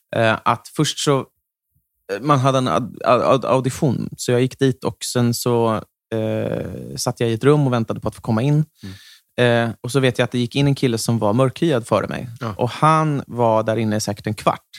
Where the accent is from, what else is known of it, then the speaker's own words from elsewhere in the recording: Järna, Stockholm County, Sweden; varannan helg då har jag vuxit upp i Järna